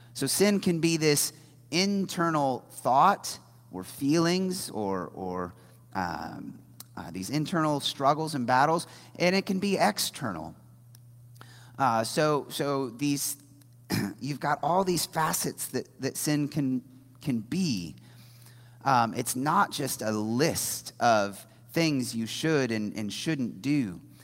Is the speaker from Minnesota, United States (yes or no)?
no; Indiana, United States; moved away as an adult; also born or lived in New Orleans; I grew up in Indiana